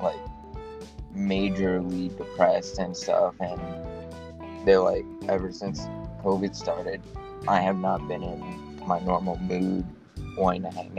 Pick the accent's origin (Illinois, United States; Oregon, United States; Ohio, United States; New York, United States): New York, United States; moved away; I am from New York